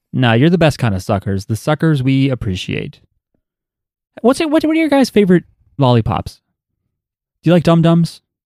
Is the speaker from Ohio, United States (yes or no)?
no; New Jersey, United States; I'm from New Jersey